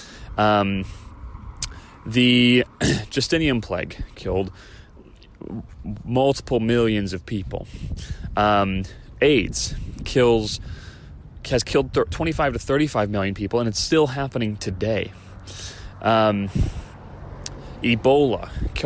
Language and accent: English; Chicago, Illinois, United States; now in California, United States; Illinois, my home state, from Chicago